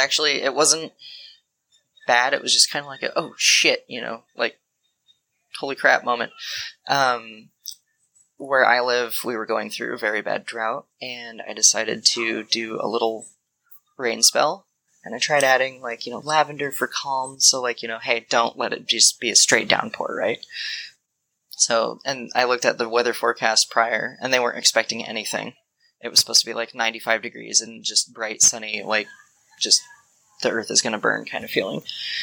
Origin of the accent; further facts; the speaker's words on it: Washington, United States; I'm from Washington.